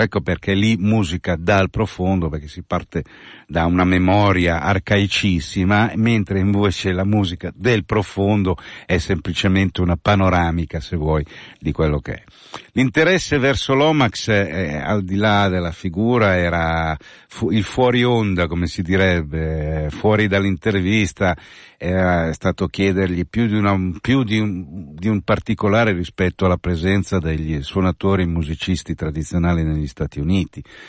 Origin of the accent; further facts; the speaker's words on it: San Giovanni in Croce, Lombardy, Italy; Dalle mie parti siamo Cussole e San Giovanni in Croce